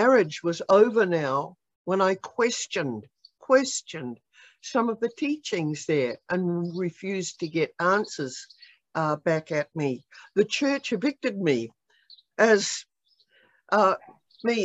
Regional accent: New Zealand; also born or lived in Australia / Kansas City, United States; now in United States; I was born in New Zealand way back during the war

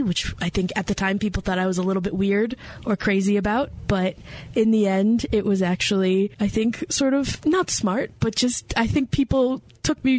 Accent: West Virginia, United States; moved away as an adult; also born or lived in Lexington, Kentucky; now in Hendersonville, United States; I grew up in West Virginia. I grew up in the only state that is entirely within Appalachia.

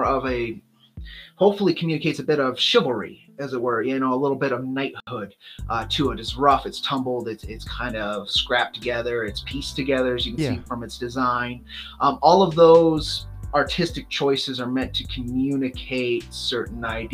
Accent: Southwest, United States; I'm from the Southwest. I grew up in that culture.

